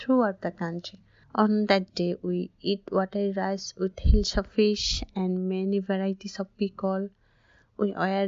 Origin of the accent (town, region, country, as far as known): Bangladesh; English is a second language; now in Newcastle, United Kingdom